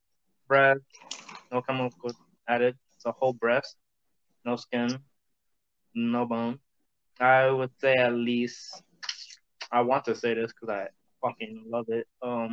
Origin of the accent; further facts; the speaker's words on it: Connecticut, United States; now in Florida, United States; I'm from Connecticut.